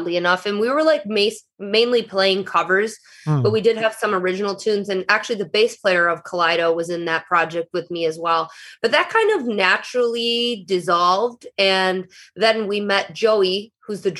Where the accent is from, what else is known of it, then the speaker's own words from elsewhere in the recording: Eastpointe, Michigan, United States; moved away as an adult; now in Los Angeles, United States; Just right outside of Detroit, like about 10 minutes is where I was born and raised in East Detroit. Now called East Point.